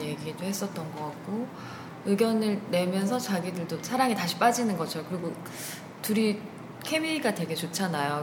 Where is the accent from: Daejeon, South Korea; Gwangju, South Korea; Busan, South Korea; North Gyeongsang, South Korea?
Busan, South Korea; 부산에서 온